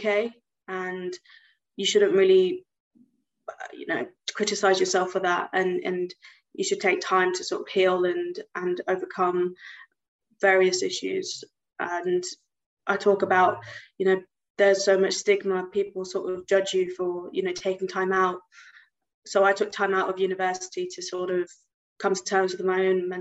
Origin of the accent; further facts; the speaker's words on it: United Kingdom; also born or lived in Gujarat, India (ancestry); I'm British Indian, so I do have Indian heritage, and my ancestors come from this state in India called Gujarat